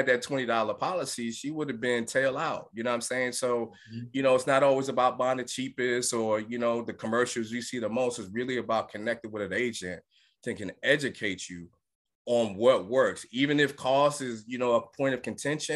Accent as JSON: {"language": "English", "town": "New York City", "region": "New York", "country": "United States", "tie": "born or raised there", "moved": "yes", "lives_now": "Atlanta, United States", "said": "I grew up in Brooklyn, New York"}